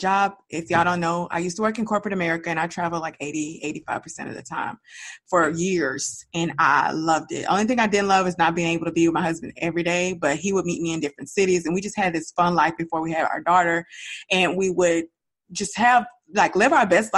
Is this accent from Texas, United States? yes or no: yes; Dallas, Texas, United States; moved away as an adult; we were raised in Dallas